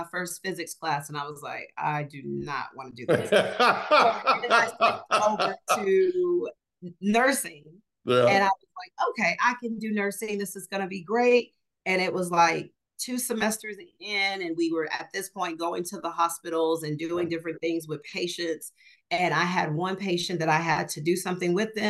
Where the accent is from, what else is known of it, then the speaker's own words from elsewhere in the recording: Garland, Texas, United States; also born or lived in Nigeria / Dallas, Texas; I grew up in Garland, Texas